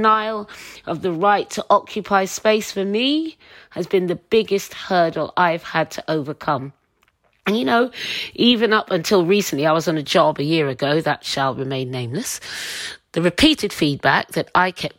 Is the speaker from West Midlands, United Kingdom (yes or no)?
no; Suffolk, East of England, United Kingdom; As a young girl growing up in Suffolk, I was the only black girl at my school